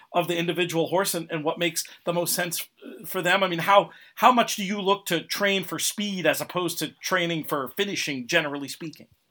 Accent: Port Washington, New York, United States; growing up in Port Washington

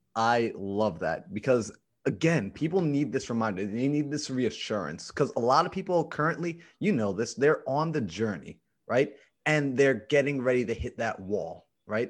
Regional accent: New York, United States; I'm from New York

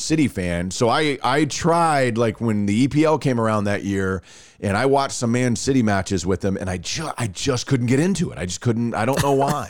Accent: Rockwall, Texas, United States; I grew up just outside of Dallas.

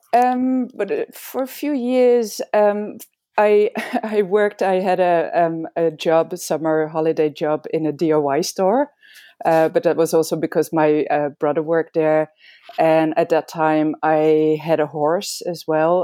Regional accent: Amsterdam, North Holland, Netherlands; moved away as an adult; also born or lived in Belgium / England; I was born and raised in Amsterdam, in the Netherlands

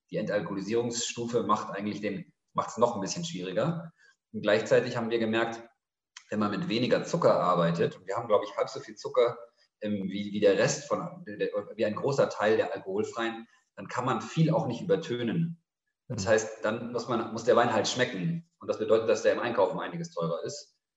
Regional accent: Munich, Bavaria, Germany; also born or lived in Cairo; now in Berlin, Germany; Ich bin in München aufgewachsen

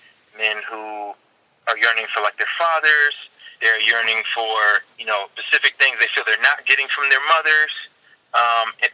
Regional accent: Virginia, United States; moved away as an adult; now in Delaware, United States; I live in Delaware now. I'm originally from Virginia, but I came out here, and I've lived out here since my college years

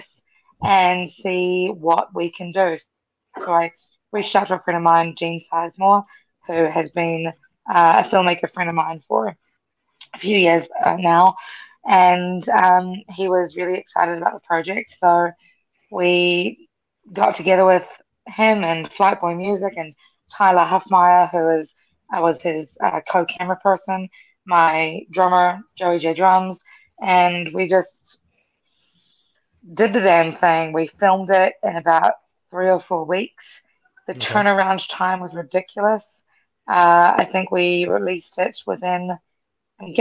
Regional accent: New Zealand; also born or lived in Fiji; now in Washington, D.C., United States; I grew up in New Zealand, but that's not necessarily home for me

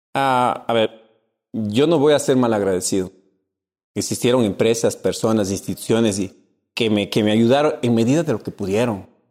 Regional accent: Cuenca, Azuay, Ecuador; En mi tierra, Cuenca

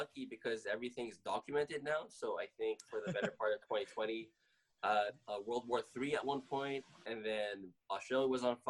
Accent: Philippines; So, favorite part about being Filipino is like it's the food, bro.

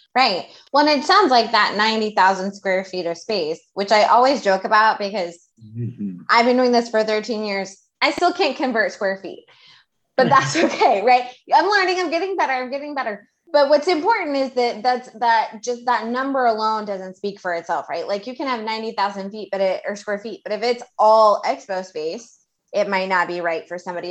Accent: Houston, Texas, United States; Amanda and I grew up in Houston

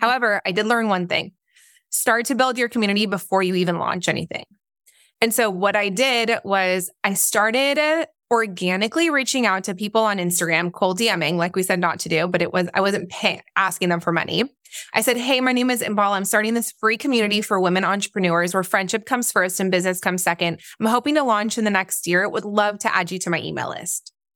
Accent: Orange County, California, United States; also born or lived in Israel / North Carolina; I am, um, originally from Israel, but yes, I grew up mostly in Nor-, in, uh, Orange County

